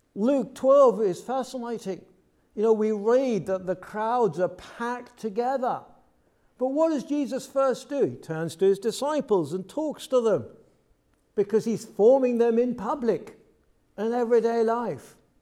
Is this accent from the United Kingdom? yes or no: yes; United Kingdom; I'm from the U K, as you can tell by my accent straight away